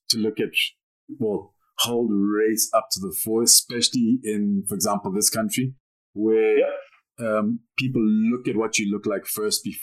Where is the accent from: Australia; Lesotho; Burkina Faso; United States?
Lesotho; Maseru, Maseru District; okay, I didn't grow up in South Africa. I grew up in Maseru.